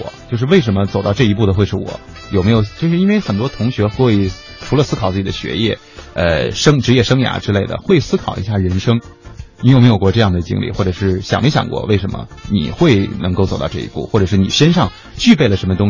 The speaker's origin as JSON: {"language": "Chinese", "region": "Beijing", "country": "China", "said": "比如说我在北京的话，我的这个因为我是北京人，所以就是我接触的这个圈子"}